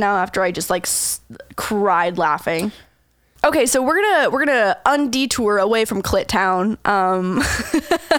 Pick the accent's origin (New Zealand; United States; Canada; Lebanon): Canada; St. Catharines, Ontario; moved away as an adult; also born or lived in Toronto; this small ice cream shop that was just like in this little touristy area in my hometown